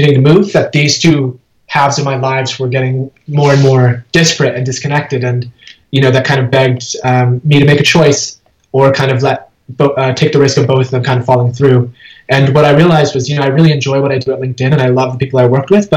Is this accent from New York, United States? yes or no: yes; Schenectady, New York, United States; I was born in Schenectady, New York. My parents had just immigrated from India, and so I grew up in upstate New York.